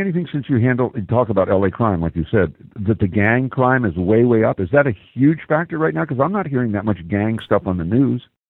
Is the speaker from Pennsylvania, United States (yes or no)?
yes; Philadelphia, Pennsylvania, United States; I come from Philly